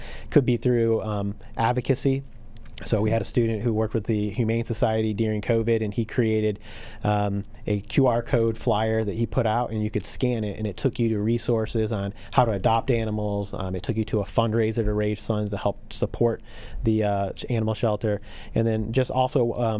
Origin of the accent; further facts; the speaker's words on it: Flint, Michigan, United States; now in Indianapolis, United States; So I'm originally from there, and then we moved here to the South Side of Indianapolis, not too far away from where we're all sitting